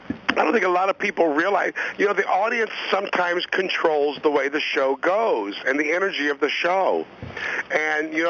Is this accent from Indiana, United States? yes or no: no; Miami, Florida, United States; I grew up in Miami